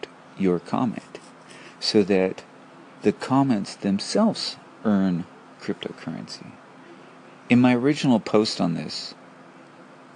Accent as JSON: {"language": "English", "town": "Porterville", "region": "California", "country": "United States", "tie": "born or raised there", "said": "Tommy and I grew up with my grandfather, Clyde Westmoreland, who had Clyde's Auto Body in Porterville, California"}